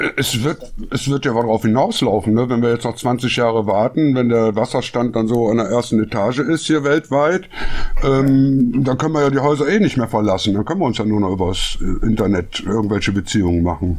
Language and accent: German; Düsseldorf, North Rhine-Westphalia, Germany; als Düsseldorfer